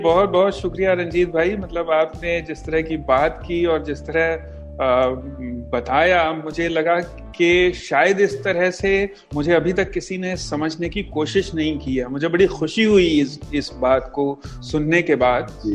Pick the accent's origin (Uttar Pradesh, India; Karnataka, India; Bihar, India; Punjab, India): Punjab, India; Malerkotla; moved away as an adult; now in Mumbai, India; मैं जहाँ से हूँ मेरा जो पंजाब में नेटिव प्लेस है मलेर कोटला